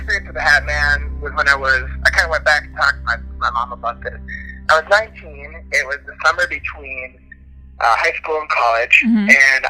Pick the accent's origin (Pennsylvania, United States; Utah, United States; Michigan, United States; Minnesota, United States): Minnesota, United States; now in Tennessee, United States; I'm from Minnesota originally, but I live in Tennessee. When I was growing up, I grew up in Minnesota